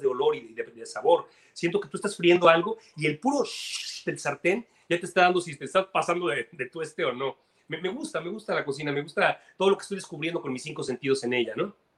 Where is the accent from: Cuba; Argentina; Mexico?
Mexico; now in Miami, United States; soy mexicano